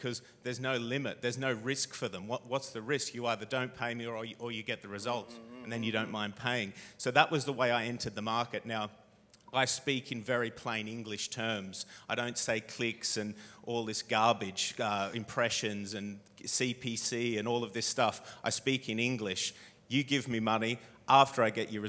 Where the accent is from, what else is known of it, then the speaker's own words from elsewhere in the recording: Australia; moved away as an adult; now in United Kingdom; I came over here from Australia as a backpacker